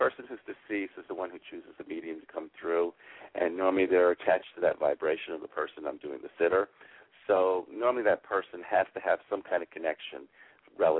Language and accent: English; Palm Beach County, South Florida, United States; I'm from South Florida in the Palm Beach County area